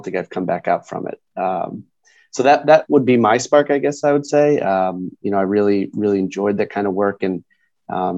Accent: Connecticut, United States; I grew up in Connecticut, small town in Connecticut

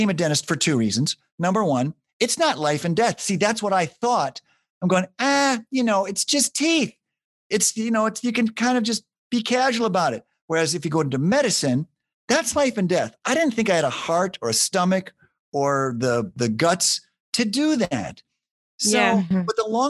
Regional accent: Madison, Wisconsin, United States; Madison, Wisconsin, my hometown

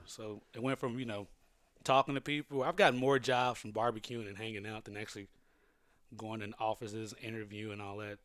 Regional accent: Lilbourn, Missouri, United States; moved away as an adult; now in Los Angeles, United States; I'm from Lilburn, Missouri, which is in the Boot Hill.

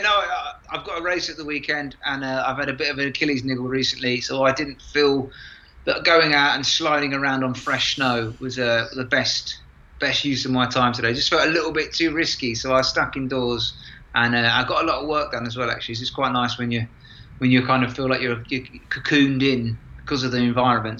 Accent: London, United Kingdom; moved away as an adult; I'm from London, my wife's from Yorkshire

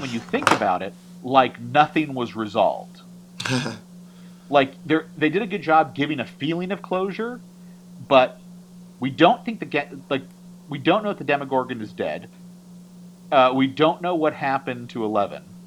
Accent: California, United States; I'm born and raised in California

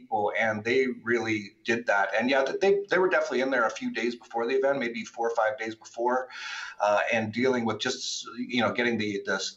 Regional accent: Vancouver, British Columbia, Canada; moved away; also born or lived in Acapulco; In Canada, and I'm from Vancouver. I grew up and I used to go to the clubs when I was like 20 years old in Vancouver.

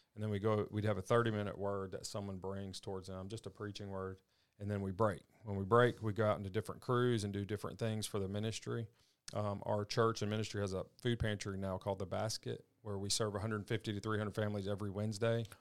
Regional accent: Madison, Mississippi, United States; I grew up in Madison, Mississippi.

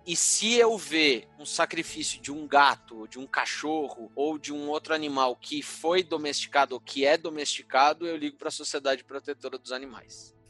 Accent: São Paulo, Brazil; na Moca bairro do coração, bairro onde eu nasci

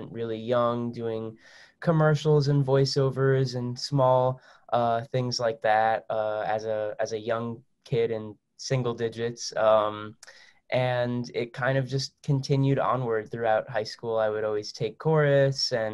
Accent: New Jersey, United States; I was born and raised in New Jersey

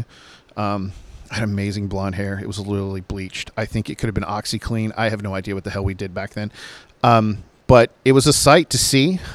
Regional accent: Virginia Beach, Virginia, United States; I'm from Virginia Beach and Virginia, which is Chesapeake and Portsmouth. And that's where a lot of artists grew up at my time, like … and …. My good friend …, …, we all kind of grew up in the same areas

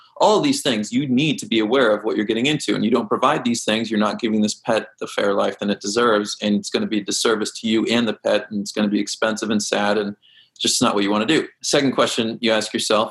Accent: Kansas, United States; I grew up in Kansas, we had a creek in my backyard

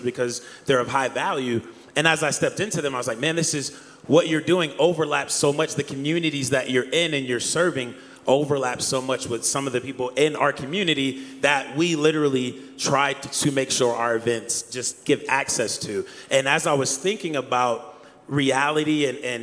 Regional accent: Akron, Ohio, United States; growing up in Akron, Ohio

